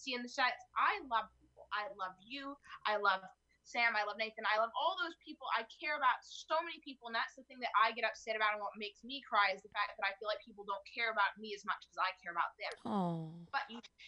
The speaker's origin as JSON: {"language": "English", "country": "Canada", "said": "I'm from Canada"}